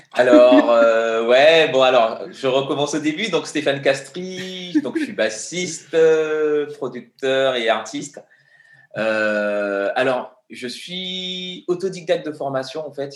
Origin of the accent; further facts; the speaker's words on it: Guadeloupe; moved away as an adult; also born or lived in Paris; j'ai grandi en Guadeloupe. Et quand je suis arrivé à Paris à l'âge de 19 ans